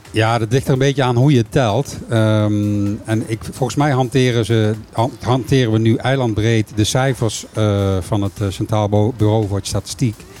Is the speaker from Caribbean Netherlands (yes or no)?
yes; Caribbean Netherlands; ik ben een bewoner van Bonaire